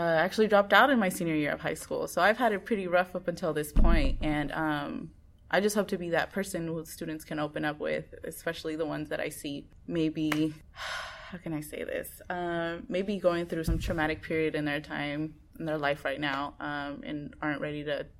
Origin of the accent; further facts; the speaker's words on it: Oakland, California, United States; also born or lived in Bay Area; I grew up in West Oakland, went to an elementary school in Oakland